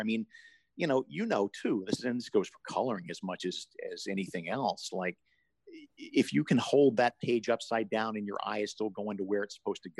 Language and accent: English; Deep South, United States; I grew up in the Deep South